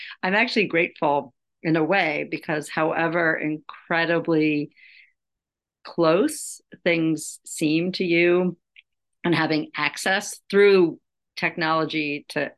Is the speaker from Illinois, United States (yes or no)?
no; Los Angeles, California, United States; now in New York City, United States; I'm from Los Angeles.